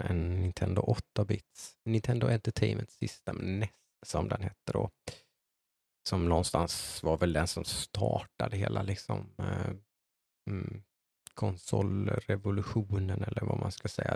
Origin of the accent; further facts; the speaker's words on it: Äng, Jönköping County, Sweden; also born or lived in Eksjö; uppvuxen i ett litet samhälle som heter Äng utanför Nässjö